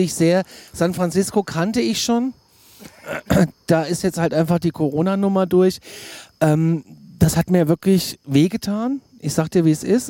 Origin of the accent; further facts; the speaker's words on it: Germany; als Deutscher